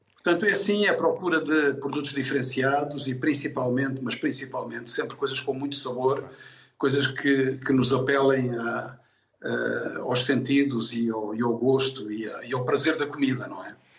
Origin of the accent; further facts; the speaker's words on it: Angola; moved away as an adult; also born or lived in Tomar, Portugal; now in Lourinhã, Portugal; fui em miúdo, com dois anos, muito pequeno, com os meus pais para Angola. Uh, vivi em Angola até aos 18 anos e, portanto, tive a minha infância e a minha juventude em Angola